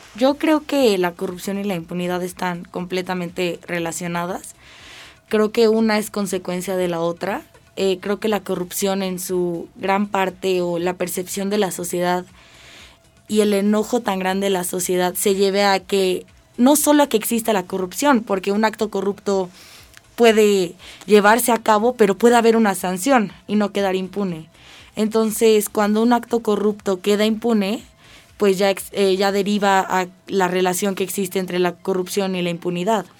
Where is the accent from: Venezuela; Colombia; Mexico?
Mexico; nosotros como ciudadanos y como mexicanos